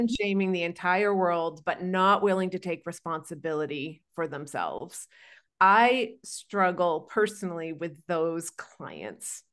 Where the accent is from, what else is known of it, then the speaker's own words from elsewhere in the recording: Maine, United States; now in Arizona, United States; In fact, I'm from Maine. I live in Arizona